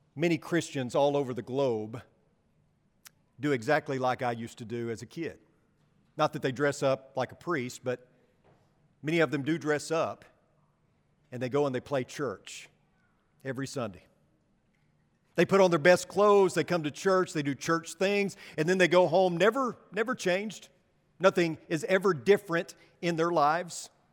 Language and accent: English; West Texas, United States; accent: West Texan; I'm English and I speak like a, West Texan